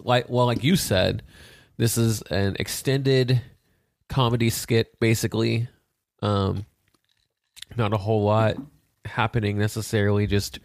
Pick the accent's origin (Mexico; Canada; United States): United States; We as the American people don't like it.